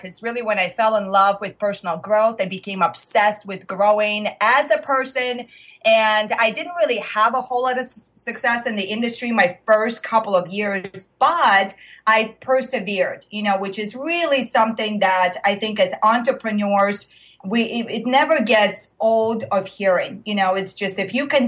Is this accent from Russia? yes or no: yes; Russia; moved away; If you are hearing the accent, I am originally from Russia.